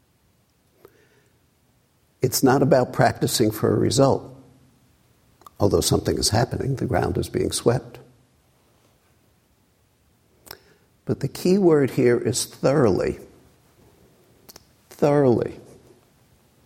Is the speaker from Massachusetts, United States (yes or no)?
no; New York City, New York, United States; a kid growing up in Brooklyn